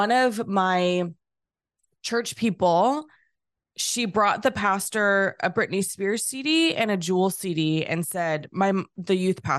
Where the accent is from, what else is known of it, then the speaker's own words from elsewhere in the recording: California, United States; I grew up in California